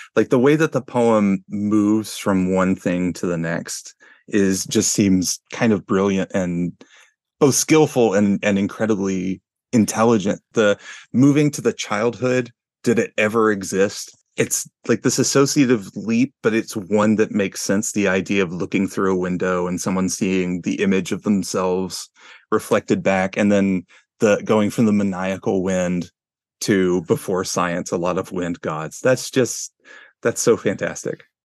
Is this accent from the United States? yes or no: yes; Arkansas, United States; I'm from Arkansas